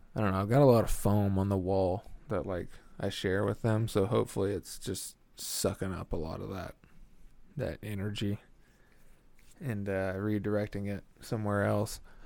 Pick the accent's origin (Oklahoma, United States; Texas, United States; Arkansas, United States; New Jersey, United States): Oklahoma, United States; Delaware County; Delaware County, which is where I grew up in Oklahoma